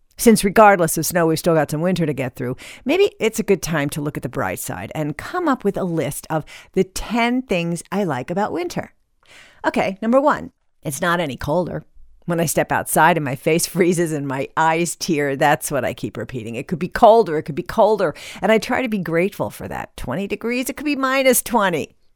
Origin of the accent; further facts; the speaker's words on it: Midwest, United States; When I was a kid growing up in the Midwest